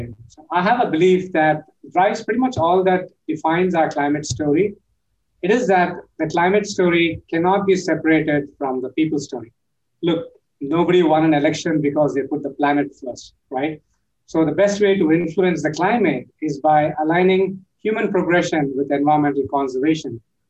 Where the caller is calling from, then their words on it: Pune, Maharashtra, India; I'm joining in from Pune, India, which is on the western part of India, about 100 miles east of Mumbai.